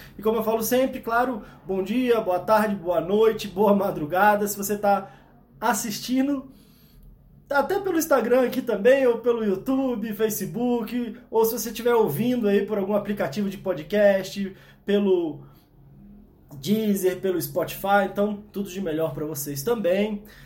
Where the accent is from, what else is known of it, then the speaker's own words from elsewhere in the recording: Brasília, Federal District, Brazil; eu sou de Brasília, né? Nasci aqui em Brasília.